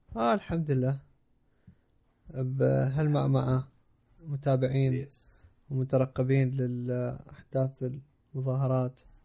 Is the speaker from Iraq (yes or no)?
yes; Iraq; moved away; also born or lived in Jordan; انا افتخر اني عراقي